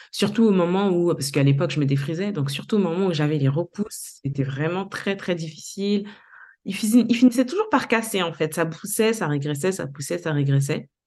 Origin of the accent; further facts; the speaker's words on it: Léogane, Ouest, Haiti; born there; also born or lived in Port-au-Prince; J'ai pu découvrir ma ville natale, Léogane, que c'était un endroit extraordinaire, les provinces haïtiennes